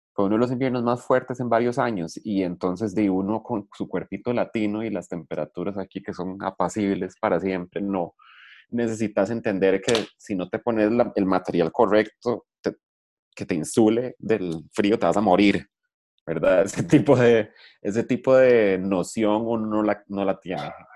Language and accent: Spanish; Liberia, Guanacaste, Costa Rica; Yo crecí en Liberia